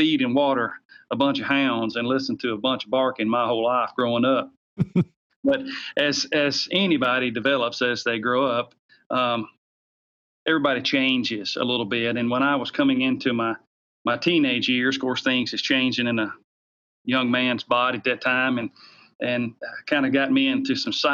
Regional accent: the South, United States; accent: Southern; You can tell by my Southern slang, I grew up in the South and still live in the South, just outside of Nashville, Tennessee.

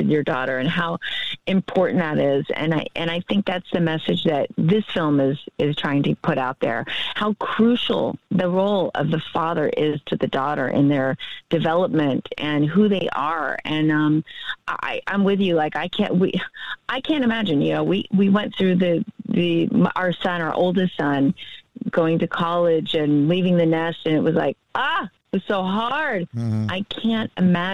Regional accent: Powder Springs, Georgia, United States; moved away; my hometown

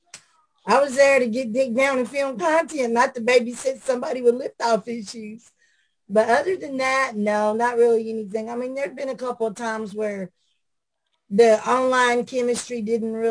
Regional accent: outside Nashville, Middle Tennessee, United States; Right outside of Nashville. I was born and raised here.

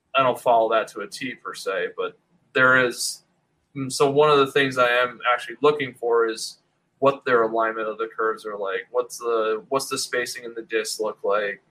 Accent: Rochester, New York, United States; moved away as an adult; now in Syracuse, United States; I grew up in the Rochester area

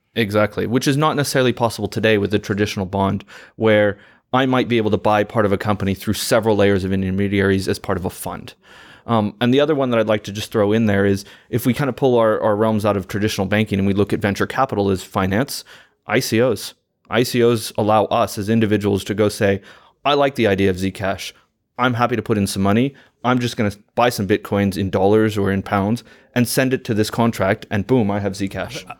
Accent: United States; as an American, I love that we're sitting in London

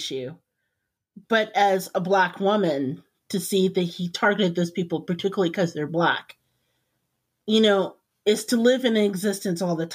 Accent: Indiana, United States; I grew up in Indiana. In the heart of Indiana

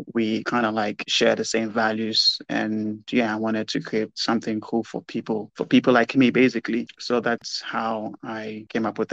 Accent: Ghana; In Ghana in particular

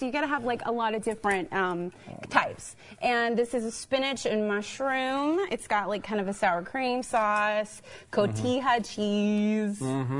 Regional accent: Dallas, Texas, United States; I'm from Dallas.

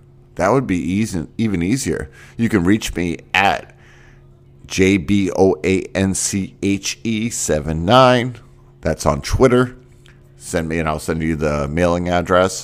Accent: Northeast, United States; moved away; I grew up in the Northeast

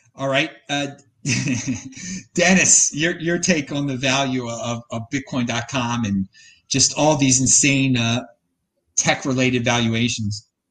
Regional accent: Baltimore, Maryland, United States; now in Nashville, United States; I'm from Baltimore

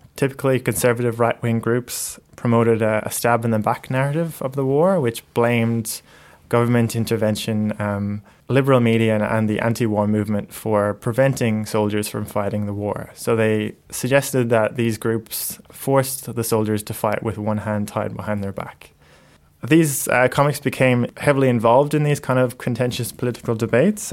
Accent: Ireland; moved away; I grew up in Ireland

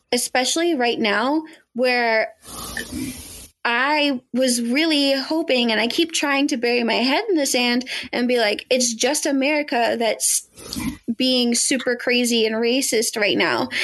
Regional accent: United States; I am an American who is a product of the education system

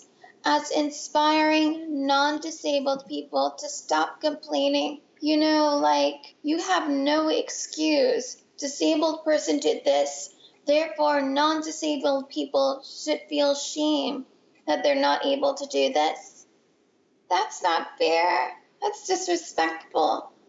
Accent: San Francisco Bay Area, California, United States; also born or lived in Boston; I grew up in the San Francisco Bay Area

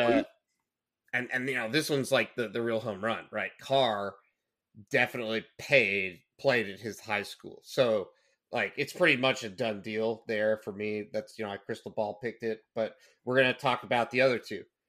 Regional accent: Fort Worth, Texas, United States; I grew up in Fort Worth.

